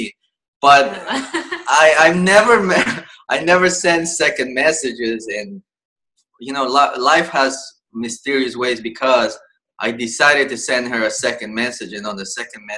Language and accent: English; El Salvador; now in New York City, United States; I was born and raised in El Salvador, and I came here about 19 years.